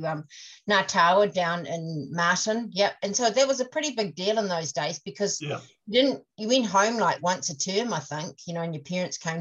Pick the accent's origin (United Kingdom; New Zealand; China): New Zealand; King Country, North Island, Waikato; now in Queenstown, New Zealand; I was born in the King Country in the middle of the North Island on a farm